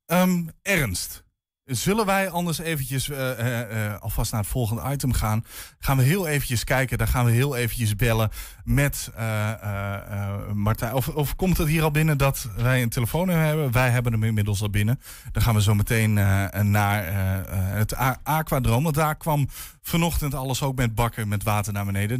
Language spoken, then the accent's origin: Dutch; Groningen, Netherlands; ik kom zelf uit Groningen.